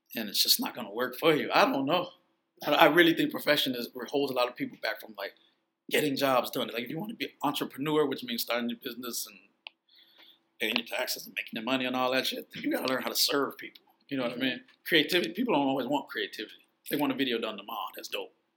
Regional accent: Chicago, Illinois, United States; also born or lived in Vancouver; I grew up on the south side. Had kids when I was on the west side, and uh, but I was born in Vancouver, and I moved to Chicago in two, like uh, uh when I was like two years old.

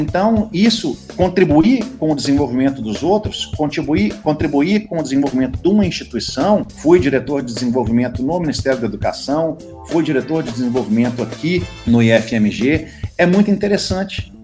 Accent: Belo Horizonte, Minas Gerais, Brazil; moved away; also born or lived in Brasília; eu sou de Belo Horizonte, a minha família é, é enraigada em Belo Horizonte, minha tataravó já nasceu em Belo Horizonte.

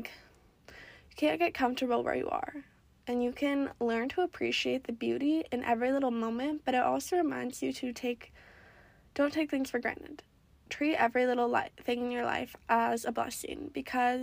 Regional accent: Oregon, United States; moved away as an adult; I grew up in Oregon

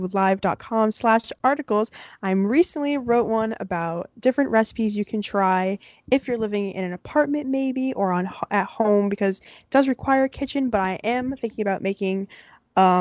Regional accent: Fairfield, Connecticut, United States; I'm from Fairfield, Connecticut

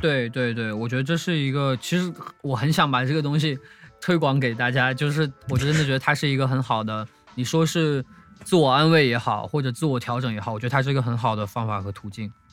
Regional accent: northern China, China; moved away; 因为我是北方人嘛，我是从小听北京说唱长大的

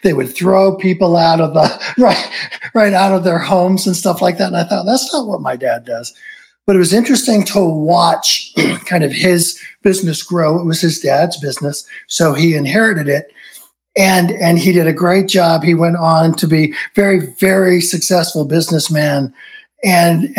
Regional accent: Southern California, United States; I grew up in Southern California, shadows of Hollywood

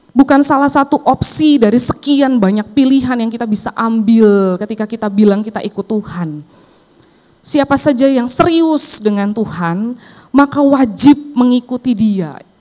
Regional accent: Cilacap, Central Java, Indonesia; now in Jakarta, Indonesia; saya pulang ke kampung saya ya di Cilacap

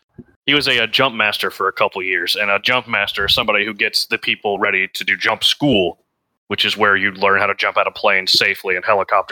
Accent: Georgia, United States; I'm from Georgia. Cool. I am in the deep south.

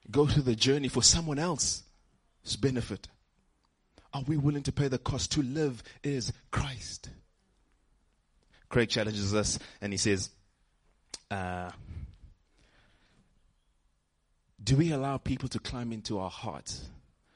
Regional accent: Johannesburg, Gauteng, South Africa; I'm from Joburg

